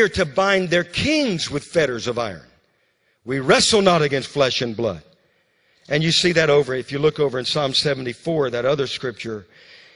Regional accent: Louisiana, United States; When I was growing up in Louisiana, you know, as a little boy, I used to ride the bus.

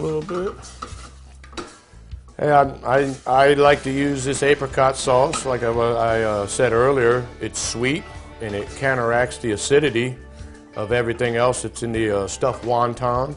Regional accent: Virginia, United States; it's from the South like me. I'm from Virginia

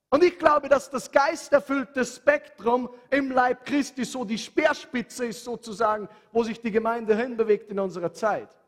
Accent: Handenberg, Upper Austria, Austria; Bei uns zu Hause in Handenberg, meine Mama hatte einen Zeitpunkt in ihrem Leben

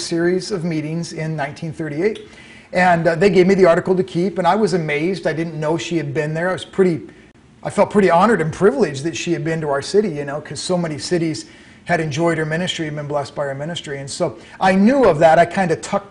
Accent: Hampton, Iowa, United States; also born or lived in Tulsa, Oklahoma; now in Mason City, United States; I was born in Hampton, Iowa, which is a small town

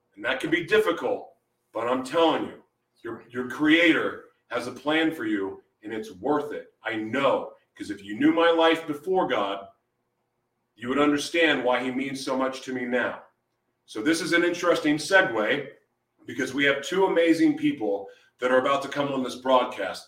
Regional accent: Oklahoma City, Oklahoma, United States; moved away; also born or lived in Hawaii; I grew up in Oklahoma City um, hmm. before I moved away.

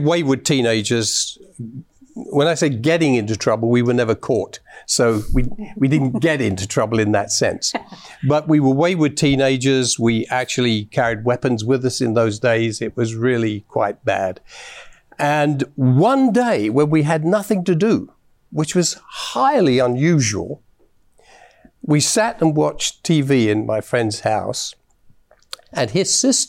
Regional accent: London, United Kingdom; now in Canada; I was born in London, England, in the south of London at the time.

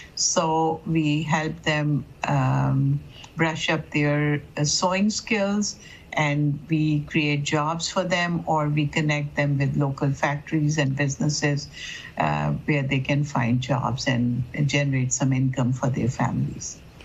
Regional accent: Pakistan; now in Dearborn, United States; I would say that I come from Pakistan

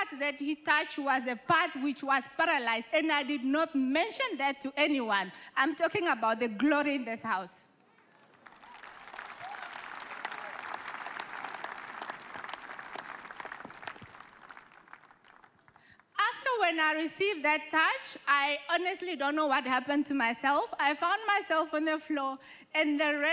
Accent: Namibia; I am from Namibia

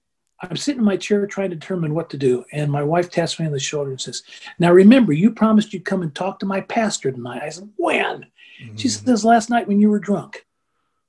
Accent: United States; I'm an American

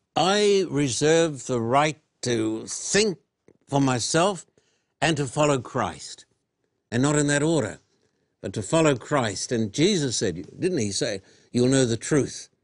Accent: Australia; moved away; when I was a boy growing up in Australia

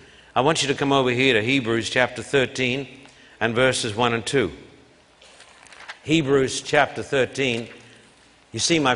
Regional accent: Brisbane, Queensland, Australia; I left home when I was 16 years of age, a skinny boy growing up in Brisbane. My parents paid for my train fare, and I traveled almost 1,000 miles up into the tropics.

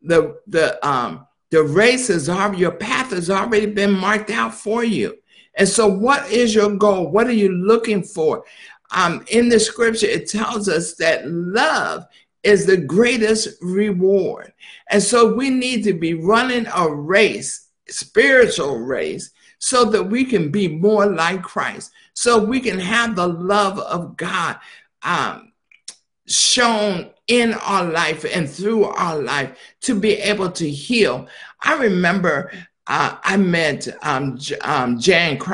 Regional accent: Philadelphia, Pennsylvania, United States; Now, I was born in Philadelphia

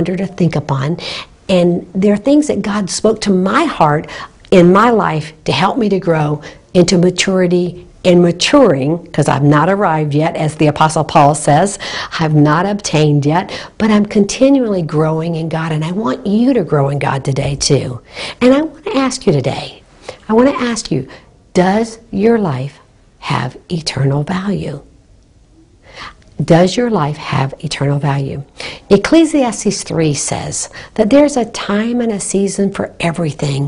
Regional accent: Naples, Florida, United States; Naples, Florida, my hometown

